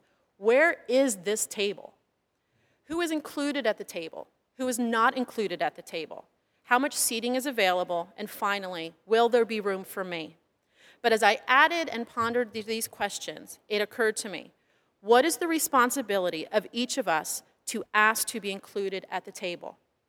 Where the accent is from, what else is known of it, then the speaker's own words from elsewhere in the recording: Pennsylvania, United States; moved away as an adult; now in California, United States; I am a temporary member of the California Lutheran community. I left my home state of Pennsylvania and drove by myself to the state of California. So I've only been a member here since last August.